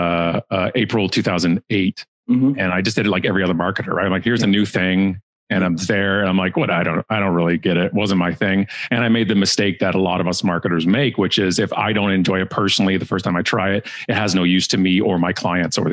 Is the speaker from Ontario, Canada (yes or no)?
yes; Burlington, Ontario, Canada; Burlington, which is a town beside us and actually my hometown, Burlington.